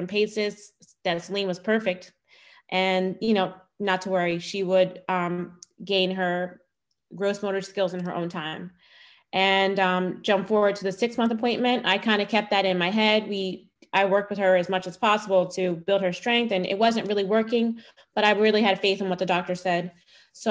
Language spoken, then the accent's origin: English; Philadelphia, Pennsylvania, United States; I am born and raised in Philadelphia and was there for a very long time